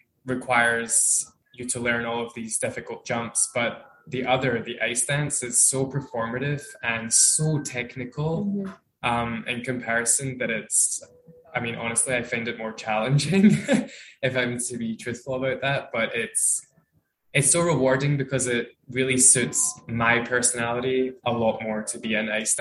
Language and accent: English; Scotland, United Kingdom; also born or lived in United States; now in Montreal, Canada; I'm Scottish and we are based in Montreal, Canada.